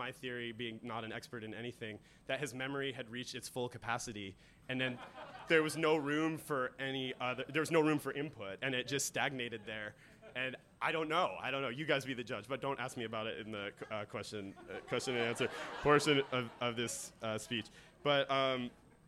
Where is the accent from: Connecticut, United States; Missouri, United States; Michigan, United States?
Michigan, United States; Detroit; moved away as an adult; now in Toronto, Canada; Detroit, which is where I'm from